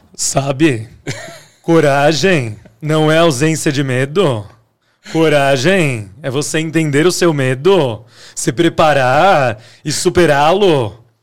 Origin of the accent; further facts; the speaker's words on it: Águas da Prata, São Paulo, Brazil; now in São Paulo, Brazil; Eu vim de Águas da Prata